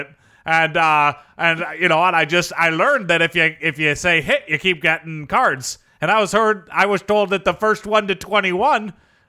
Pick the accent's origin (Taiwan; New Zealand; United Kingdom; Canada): Canada; moved away; also born or lived in San Jose